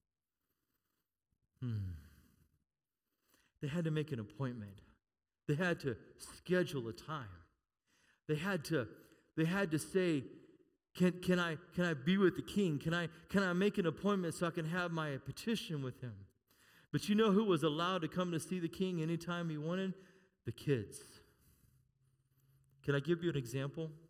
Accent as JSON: {"language": "English", "country": "United States", "said": "We're American."}